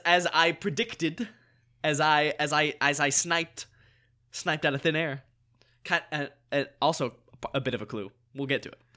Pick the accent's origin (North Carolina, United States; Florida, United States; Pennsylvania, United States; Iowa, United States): North Carolina, United States; moved away as an adult; now in Los Angeles, United States; grew up in North Carolina, went to college in North Carolina, came out here pursuing acting careers